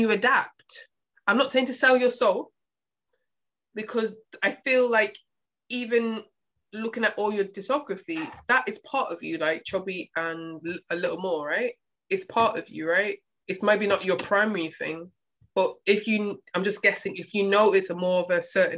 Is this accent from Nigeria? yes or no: no; United Kingdom; I'm from the UK, so you talk about my accent